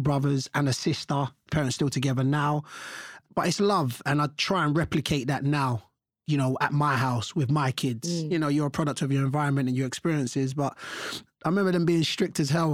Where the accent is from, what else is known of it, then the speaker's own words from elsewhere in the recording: London, United Kingdom; I was born and raised here in London.